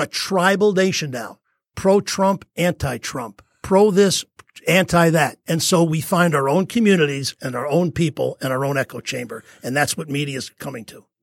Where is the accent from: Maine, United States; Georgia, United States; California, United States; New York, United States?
New York, United States; moved away; growing up in New York